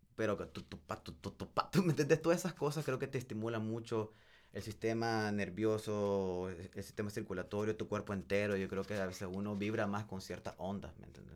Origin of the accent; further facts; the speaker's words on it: Nicaragua; also born or lived in El Salvador; yo no nací aquí, loco